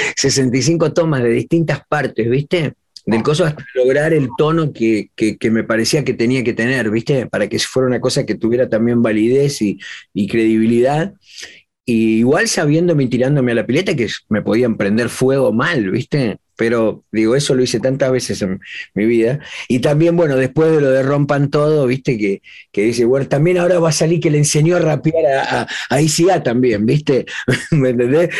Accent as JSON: {"language": "Spanish", "country": "Argentina", "moved": "yes", "lives_now": "Los Angeles, United States", "said": "en Argentina, en mi país."}